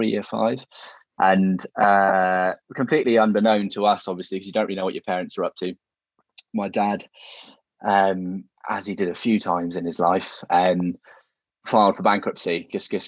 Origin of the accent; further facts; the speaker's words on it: Devon, South West England, United Kingdom; also born or lived in Tewkesbury, Gloucestershire; now in Birmingham, United Kingdom; I was in Tewkesbury until I was about 9, and then we got forced down to Devon